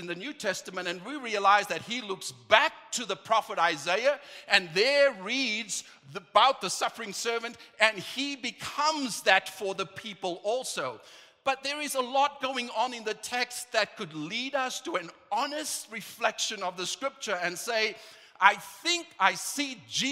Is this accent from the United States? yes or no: no; South Africa; moved away; back home, I'm from South Africa